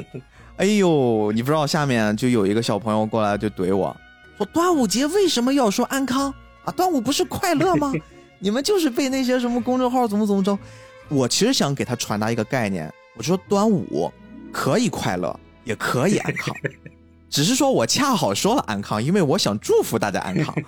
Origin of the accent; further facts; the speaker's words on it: China; 作为一个中国人来说